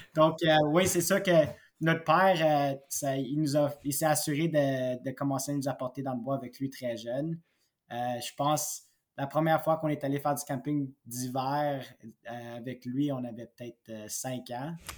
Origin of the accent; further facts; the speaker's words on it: Mansfield-et-Pontefract, Quebec, Canada; ça faisait 17 ans que j'étais dans le Pontiac